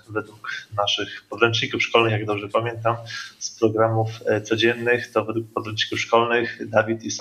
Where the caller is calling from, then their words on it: Koszalin, West Pomeranian Voivodeship, Poland; E, jesteśmy, witamy z Koszalina.